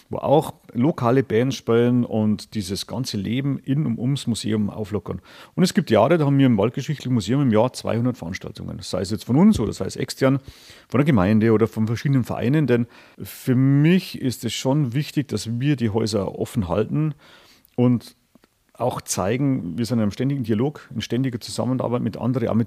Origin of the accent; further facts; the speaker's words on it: Freiburg, Baden-Württemberg, Germany; Also ich muss ehrlich sagen, also ich, hab, ich bin gebürtiger Freiburger. Ich habe bis zum Abitur nicht gewusst, was Nationalpark ist.